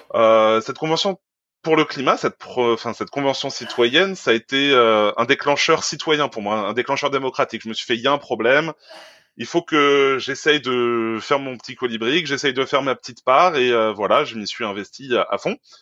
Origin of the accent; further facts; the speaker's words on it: near Caen, Normandy, France; moi je suis normand, à côté de Caen